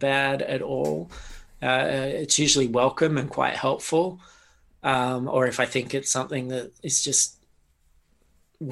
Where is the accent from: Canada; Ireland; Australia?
Australia; an Australian growing up